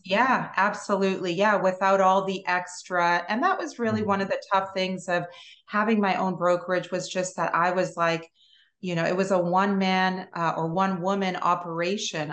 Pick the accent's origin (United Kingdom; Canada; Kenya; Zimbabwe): Canada; Toronto, Ontario; moved away as an adult; now in Pensacola, United States; I'm originally from Toronto, Canada